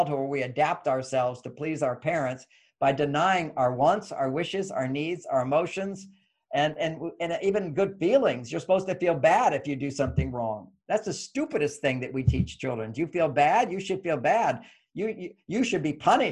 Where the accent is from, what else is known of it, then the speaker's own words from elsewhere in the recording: Texas, United States; moved away; I grew up in Texas